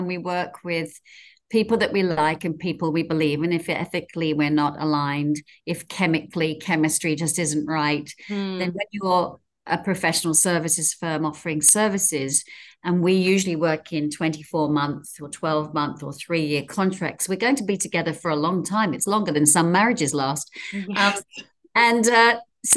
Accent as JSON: {"language": "English", "region": "England", "country": "United Kingdom", "moved": "as an adult", "lives_now": "Sydney, Australia", "said": "I'm originally an English girl, and I moved here in my 20s"}